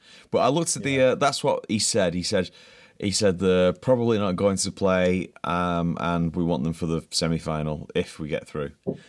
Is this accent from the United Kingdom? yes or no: yes; England, United Kingdom; being English